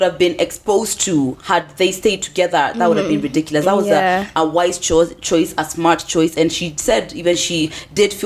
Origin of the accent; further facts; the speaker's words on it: England, United Kingdom; I was raised in England.